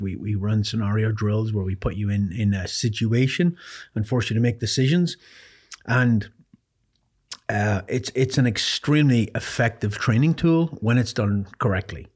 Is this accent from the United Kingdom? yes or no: no; Ireland; born or raised there; moved away; also born or lived in North Carolina